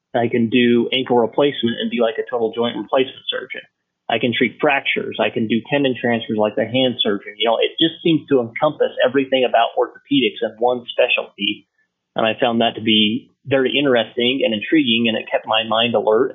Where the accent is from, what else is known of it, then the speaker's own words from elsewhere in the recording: Idaho, United States; moved away as an adult; now in Montrose, United States; I'm from Idaho